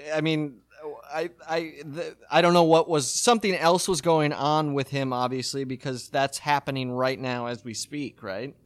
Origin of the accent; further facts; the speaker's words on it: Midwest, United States; we grew up in the Midwest